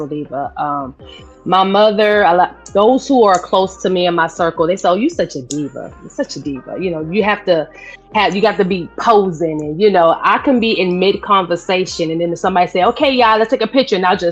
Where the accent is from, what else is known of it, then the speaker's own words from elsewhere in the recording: New York City, New York, United States; accent: New York; now in North Carolina, United States; I'm originally from Brooklyn, New York, born and raised. I'm a Brooklyn girl